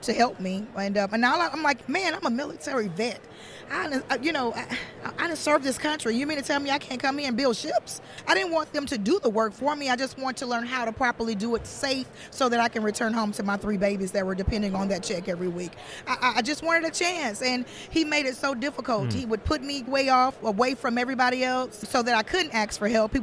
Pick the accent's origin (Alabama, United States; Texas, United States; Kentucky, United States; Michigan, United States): Alabama, United States; Mobile; I'm from Mobile, Alabama